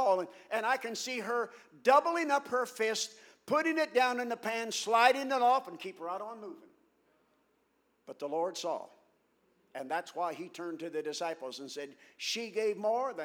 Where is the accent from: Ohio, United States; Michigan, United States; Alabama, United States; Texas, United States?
Ohio, United States; now in St. Louis, United States; I'm originally from Ohio, although I've lived in St. Louis many years